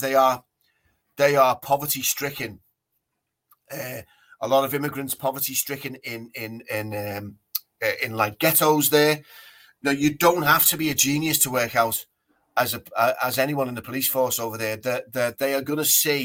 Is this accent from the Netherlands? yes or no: no; England, United Kingdom; we're English